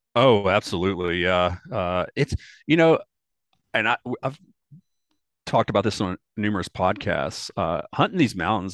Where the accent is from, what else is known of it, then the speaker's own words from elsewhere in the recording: Delta region of Arkansas, United States; moved away as an adult; now in Asheville, United States; I grew up actually in the Delta region of Arkansas on the Mississippi River